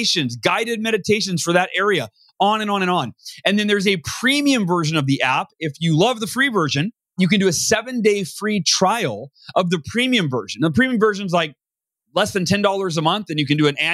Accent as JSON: {"language": "English", "town": "Oakhurst", "region": "California", "country": "United States", "tie": "born or raised there"}